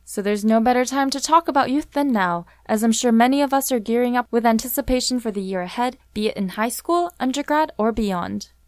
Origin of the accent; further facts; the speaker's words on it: Vancouver, British Columbia, Canada; I was born and raised here in Vancouver